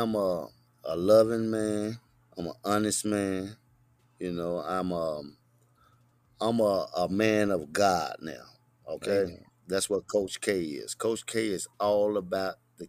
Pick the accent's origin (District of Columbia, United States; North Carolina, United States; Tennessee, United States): Tennessee, United States; Chattanooga; I'm straight out of Boone Heights